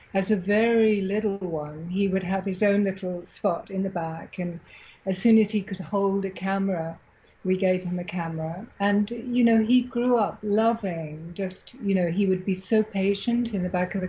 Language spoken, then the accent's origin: English; Tanzania; also born or lived in Alexandria, Egypt; I was born in Africa, so my childhood was a dream childhood. You know, I was born in Alexandria, and then my father moved us down to Tanzania when I was about 4 or 5.